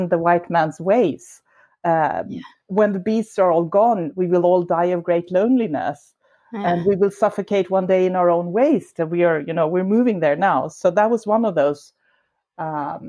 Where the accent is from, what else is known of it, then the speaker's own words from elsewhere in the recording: Sweden; also born or lived in Stockholm; I am from Sweden, as you said. I live in Stockholm, a big city.